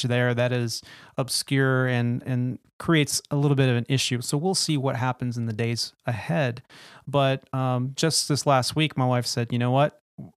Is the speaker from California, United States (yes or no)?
yes; Bay Area, California, United States; I grew up in the Bay Area, and Tahoe was my backyard playground